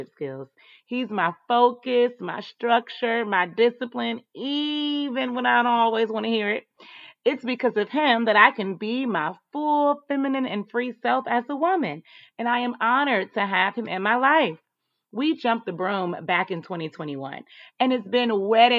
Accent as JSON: {"language": "English", "town": "Atlanta", "region": "Georgia", "country": "United States", "tie": "born or raised there", "also_born_or_lived": "North Carolina", "said": "I was raised in Atlanta, and I was, but I was also born in North Carolina, and it's home"}